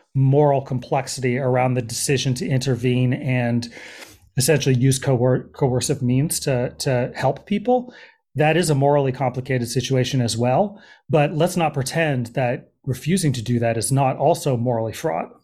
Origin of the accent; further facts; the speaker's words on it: Berkeley, California, United States; moved away as an adult; also born or lived in Oakland / Los Angeles / New York City / East Coast; I grew up in the Bay Area, um, so this is home in terms of, um, terms of my childhood, um, I grew up in Berkeley